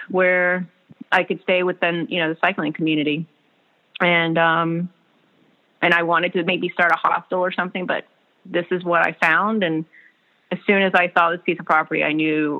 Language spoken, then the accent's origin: English; South Carolina, United States; moved away as an adult; now in Whitefish, United States; I'm originally from South Carolina, Southern girl